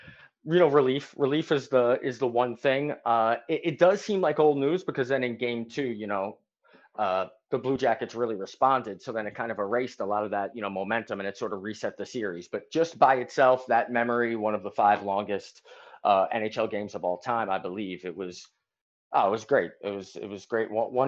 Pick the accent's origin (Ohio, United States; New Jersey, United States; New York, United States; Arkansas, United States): New York, United States; You know, as you know, Chick, I'm from New York